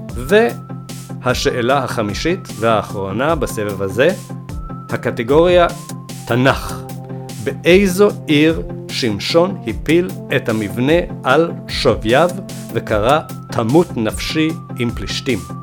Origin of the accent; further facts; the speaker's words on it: Sweden; נולדתי בשוודיה